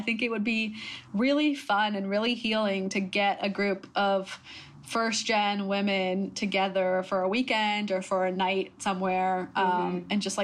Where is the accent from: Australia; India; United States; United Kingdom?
United States; accent: American; I was actually born and raised in America